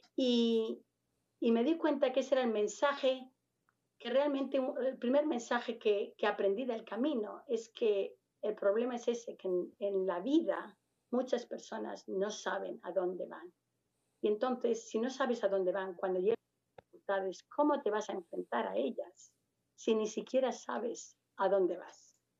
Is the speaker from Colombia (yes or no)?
no; Madrid, Community of Madrid, Spain; moved away as an adult; now in United States; a pesar de ser de Madrid